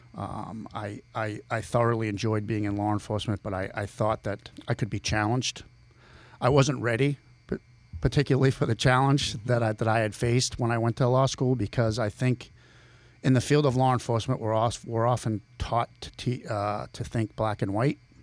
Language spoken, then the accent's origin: English; Billerica, Massachusetts, United States; accent: Boston; now in Ohio, United States; I'm from Billerica, Massachusetts